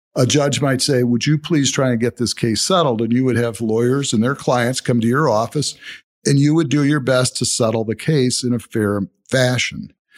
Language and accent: English; Toledo, Ohio, United States; I grew up in Toledo, went to Rogers High School